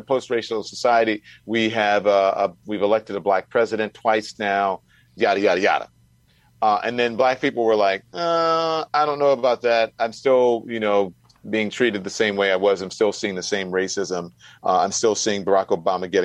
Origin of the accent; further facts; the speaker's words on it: Louisiana, United States; I grew up in Louisiana.